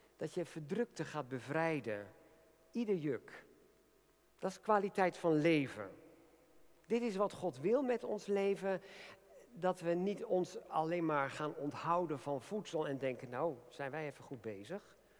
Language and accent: Dutch; Netherlands; zijn we ook Nederlanders